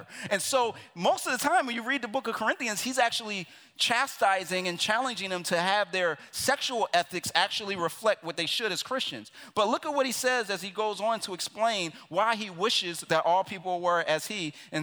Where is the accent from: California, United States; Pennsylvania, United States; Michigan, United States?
Pennsylvania, United States; Philadelphia; I'm from Philadelphia, which literally means city of phileo, of brotherly love